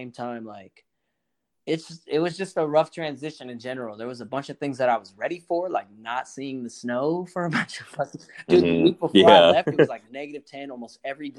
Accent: Oakland, California, United States; I was raised out in Oakland

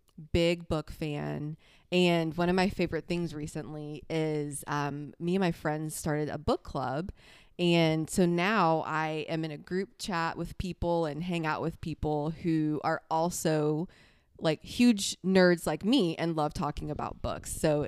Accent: the South, United States; I like to say that I'm from the South. TM because I was born in the South and I was raised in the South.

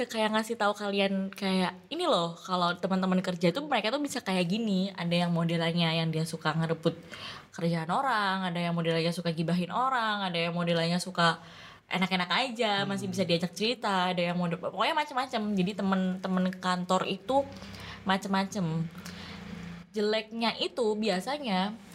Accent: East Java, Indonesia; padahal biasa emang kita Jawa Timuran

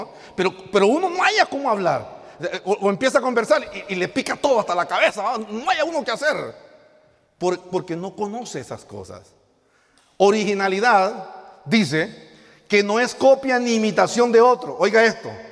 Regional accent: El Progreso, Yoro, Honduras; now in La Lima, Honduras; somos originarios del Progreso Lloro, asignados ministerialmente en la ciudad de La Lima

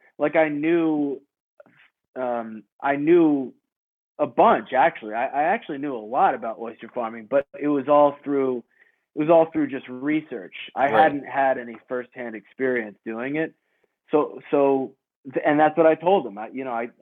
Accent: Westchester, New York, United States; moved away as an adult; also born or lived in California; now in North Kingstown, United States; I live in Rhode Island, but I grew up in New York. I grew up in Westchester, New York

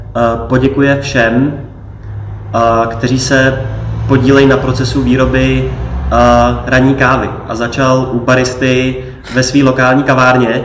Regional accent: Czechia; tady u nás v Čechách

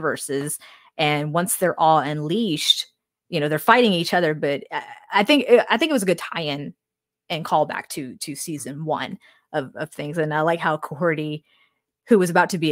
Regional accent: the South, United States; we're from the South, so we may say it differently from people from other parts of the United States

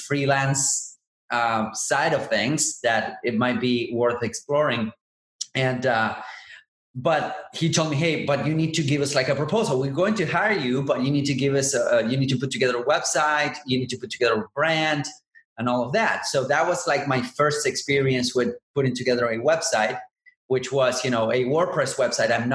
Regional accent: Buenos Aires, Argentina; I'm originally from Buenos Aires and I'm in South America.

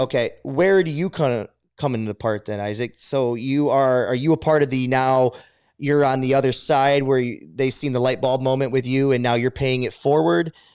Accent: Adrian, United States; growing up in Adrian here, and it, it's a, it's a, it's a middle class, but it's a lower to middle class economy

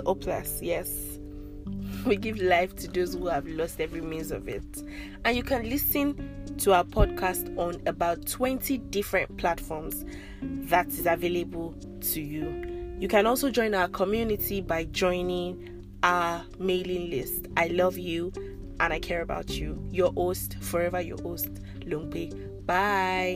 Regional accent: Ondo, Nigeria; first language Yoruba; English is a second language; I'm Nigerian from Ondo State, so I'm officially a Yoruba babe

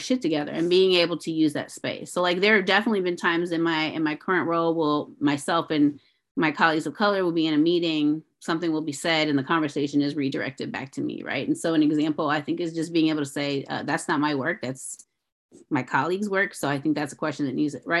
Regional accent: St. Louis, Missouri, United States; I grew up in St. Louis

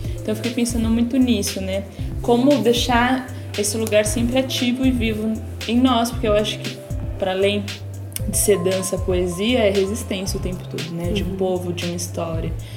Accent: São Paulo, Brazil; Sou da Zona Leste de São Paulo, mas agora moro na Zona Norte

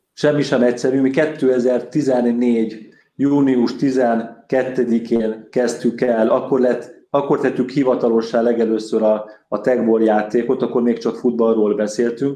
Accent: Budapest, Hungary; Én újpesti gyerekként nőttem fel

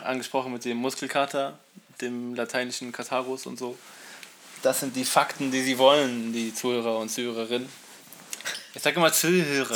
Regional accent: Berlin, Germany; ich wohne noch nicht so lange hier im Osten Berlins. Also ich bin in Berlin geboren, aber im Westen

